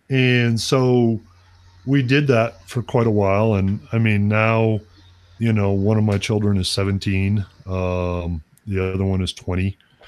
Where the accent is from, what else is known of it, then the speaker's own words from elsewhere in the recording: Wisconsin, United States; moved away; isn't that different from where I grew up in Wisconsin.